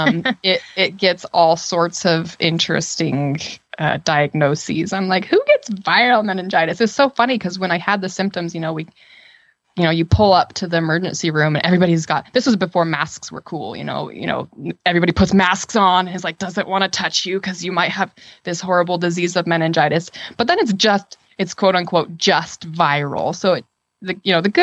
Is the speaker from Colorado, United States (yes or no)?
no; Utah, United States; I grew up in Utah